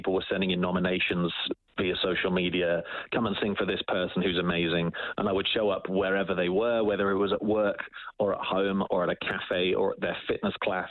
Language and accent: English; Oakham, East Midlands, United Kingdom; now in Edmonton, Canada; I grew up in England in a very small town called Oakham